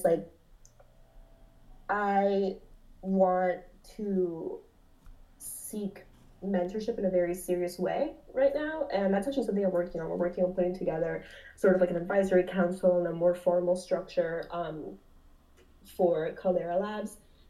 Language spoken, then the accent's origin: English; Peru; I'm from Peru. In Peru, you can go to Lima downtown